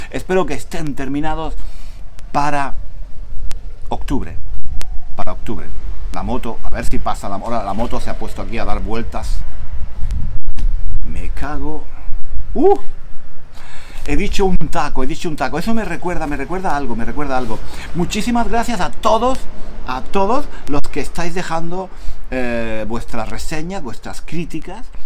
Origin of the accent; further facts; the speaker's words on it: Spain; Yo aquí soy extranjero, soy español.